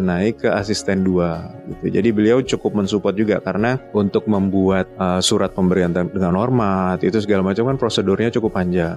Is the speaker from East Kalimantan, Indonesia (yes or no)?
yes; Balikpapan, East Kalimantan, Indonesia; moved away as an adult; also born or lived in Tanah Grogot / Malang; Lahir Tanah Grogot, kemudian saya mulai T K itu sudah di kota besar di Balik Papan.